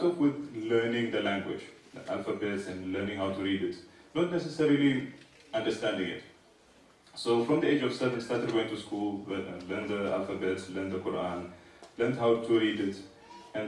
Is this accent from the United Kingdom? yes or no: no; Eritrea; now in South Africa; I am originally from East Africa, small nation called Eritrea